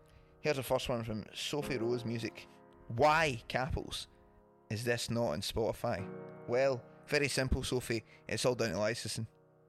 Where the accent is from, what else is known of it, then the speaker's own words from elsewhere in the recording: Wishaw, Scotland, United Kingdom; The drummer Jamie is from my hometown of Wisher.